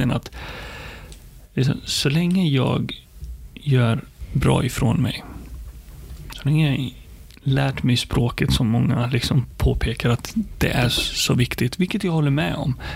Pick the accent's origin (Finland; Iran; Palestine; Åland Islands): Palestine; now in Sweden; jag är stolt över att både vara arab, muslim och, och, och komma från Palestina.